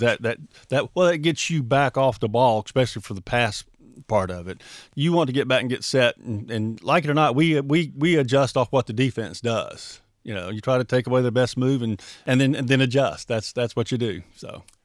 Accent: Mobile, Alabama, United States; also born or lived in Birmingham, Alabama; now in Trussville, United States; Mobile, my hometown

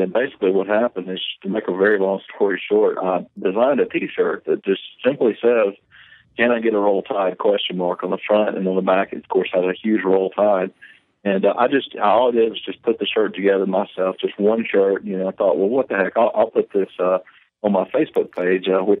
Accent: Town Creek, Alabama, United States; born and raised in Town Creek, Alabama

